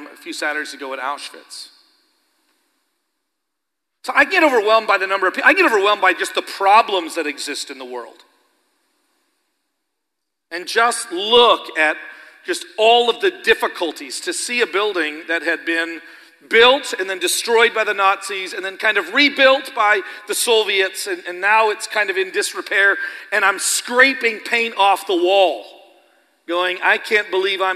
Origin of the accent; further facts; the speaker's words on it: Canada; moved away as an adult; now in Stillwater, United States; I'm Canadian, but it's because I'm Christian.